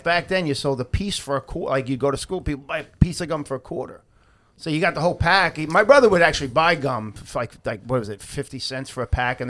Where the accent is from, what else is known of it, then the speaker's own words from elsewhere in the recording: Long Island, New York, United States; growing up in Long Island, New York